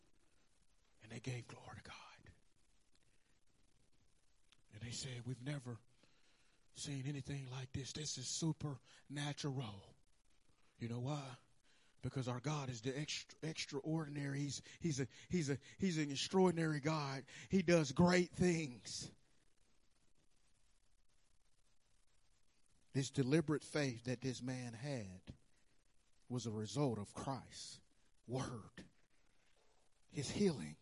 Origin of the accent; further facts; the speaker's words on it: Birmingham, Alabama, United States; accent: country; also born or lived in Chicago, Illinois; now in North Carolina, United States; I was raised in Birmingham, Alabama.